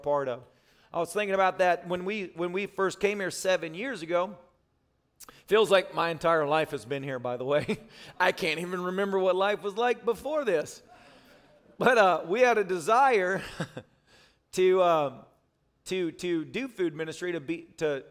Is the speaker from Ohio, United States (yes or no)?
no; Nashville, Tennessee, United States; moved away; also born or lived in Manchester, Tennessee; I'm from Manchester and Nashville